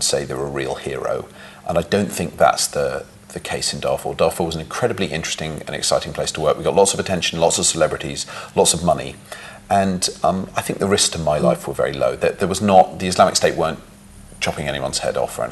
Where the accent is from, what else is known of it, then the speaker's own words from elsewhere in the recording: London, United Kingdom; moved away as an adult; now in New York, United States; I grew up in London and had a very nice, comfortable childhood